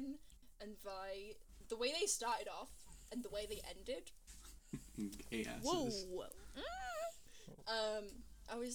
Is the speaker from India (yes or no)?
no; United Kingdom; being British